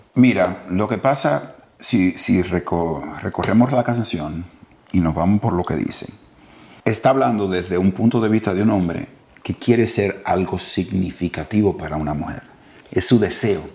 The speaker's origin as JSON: {"language": "Spanish", "country": "Dominican Republic", "said": "hablo como dominicano"}